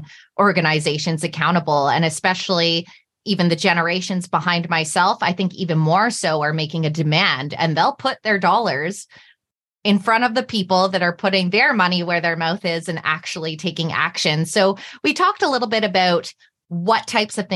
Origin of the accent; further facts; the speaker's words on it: Ontario, Canada; now in Vancouver, Canada; I'm originally from Ontario, Canada, and when I go back home